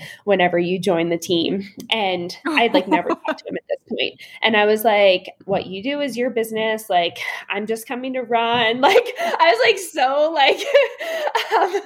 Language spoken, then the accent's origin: English; Shippensburg, Pennsylvania, United States; Shippensburg University, which is where my hometown was